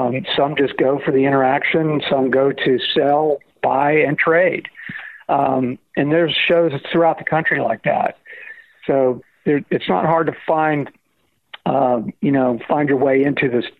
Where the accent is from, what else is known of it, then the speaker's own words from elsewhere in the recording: Florida, United States; I was born and raised in Florida